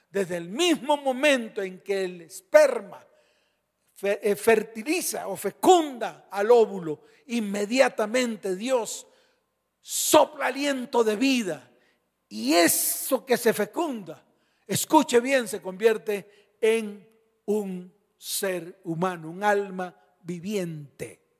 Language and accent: Spanish; Colombia; born there; porque si yo nací en Colombia, soy hijo de esta nación.